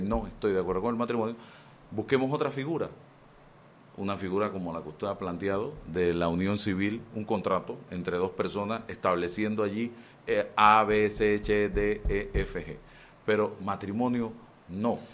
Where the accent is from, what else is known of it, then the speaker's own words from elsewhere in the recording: Chitré, Herrera, Panama; moved away as an adult; yo vengo de Chitré, de un hogar, papá, mamá